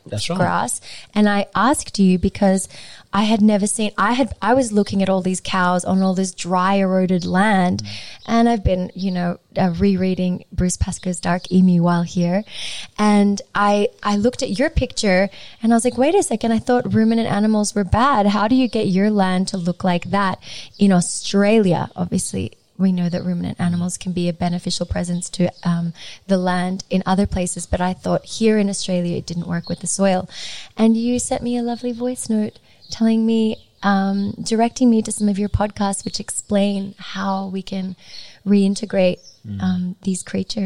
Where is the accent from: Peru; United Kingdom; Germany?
Peru; You know, I was born in Peru, but then my family had to move from the rural part of Peru where we're from because of poverty